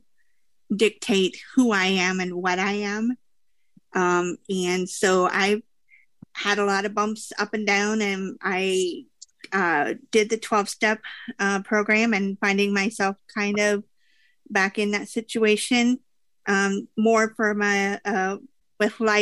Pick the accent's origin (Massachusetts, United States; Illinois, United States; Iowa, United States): Iowa, United States; Des Moines; I am from Des Moines, Iowa